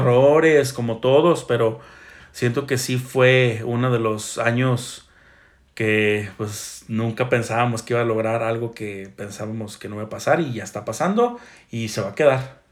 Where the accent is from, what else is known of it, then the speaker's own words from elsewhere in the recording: Mexico; como buen mexicano